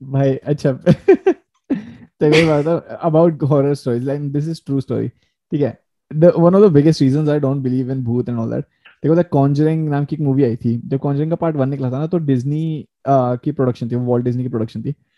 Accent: India; accent: Indian; now in Canada; मैं अपना accent Indian रखता हूँ अगर मैं दूसरे लोगों से बात कर रहा हूँ तो मेरा एक्सेंट इंडियन ही रहता है

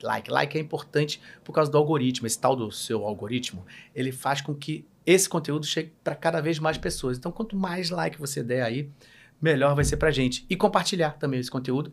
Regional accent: Rio de Janeiro, Brazil; eu sou carioca

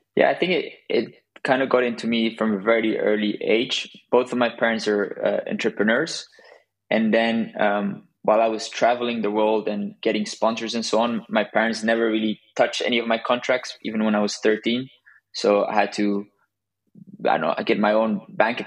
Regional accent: southern Spain, Spain; also born or lived in Belgium; I'm originally from Belgium, but my parents moved to south of Spain when I was a kid

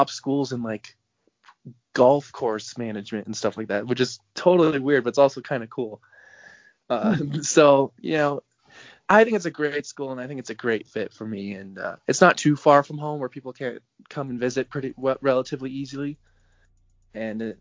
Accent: Albuquerque, New Mexico, United States; I was born in Albuquerque

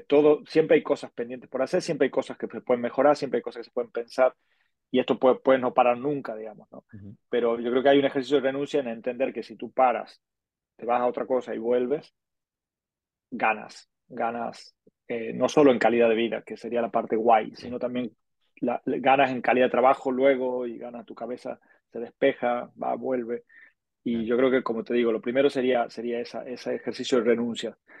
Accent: Argentina; moved away as an adult; now in Barcelona, Spain; soy argentino, como ya habrán deducido, pero llevo ya 18 años viviendo en Barcelona

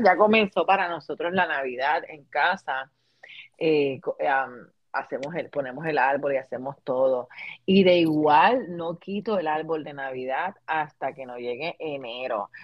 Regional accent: Puerto Rico; moved away as an adult; now in United States; ambas somos puertorriqueñas, eh, vivimos en diferentes estados, pero cargamos nuestras tradiciones de, Puerto Rico

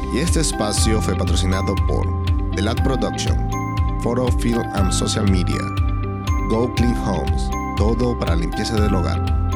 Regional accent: Venezuela; moved away as an adult; now in United States; cuando yo salí de Venezuela tenía 28 años

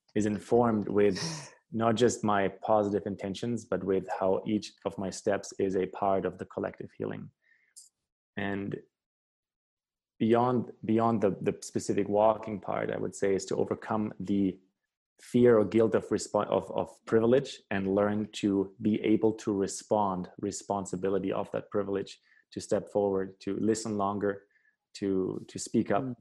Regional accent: Germany; my home country in Germany

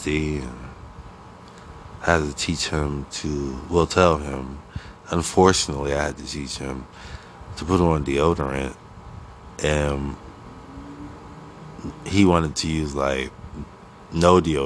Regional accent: Akron, Ohio, United States; now in New York City, United States; I'm originally from Akron, Ohio. A-K-R-O-N. Ohio.

